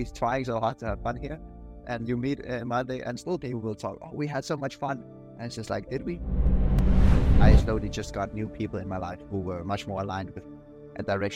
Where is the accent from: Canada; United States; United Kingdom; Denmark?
Denmark; moved away as an adult; also born or lived in Italy; now in Kuala Lumpur, Malaysia; I am from Denmark